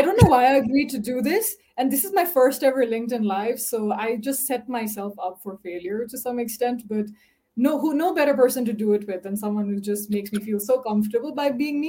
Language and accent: English; Nepal; It was very interesting. So Nepal is relatively quite an orthodox community. But my parents are quite liberal.